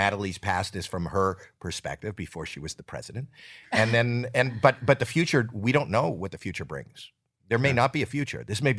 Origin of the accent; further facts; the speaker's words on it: Toronto, Ontario, Canada; Toronto, Canada.